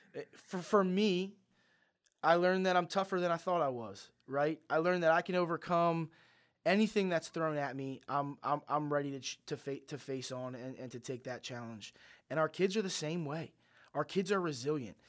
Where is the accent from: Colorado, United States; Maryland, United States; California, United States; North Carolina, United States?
Maryland, United States; Mount Airy; I grew up in Mount Airy